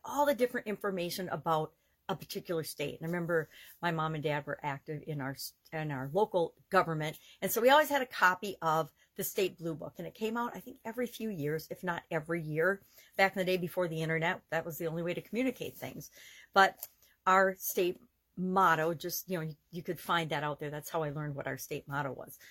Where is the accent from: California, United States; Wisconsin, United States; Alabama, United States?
Wisconsin, United States; I'm from Wisconsin and our state motto is forward